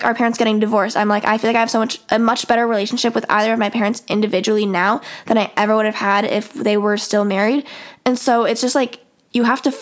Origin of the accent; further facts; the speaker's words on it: Midwest, United States; I like growing up in the Midwest.